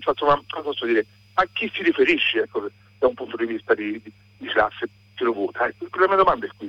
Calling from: Florence, Tuscany, Italy

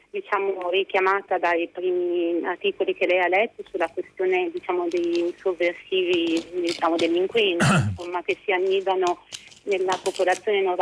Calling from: Parma, Emilia-Romagna, Italy; siamo da Parma, sono una psicoterapeuta felicemente vaccinata io e tutta la mia famiglia

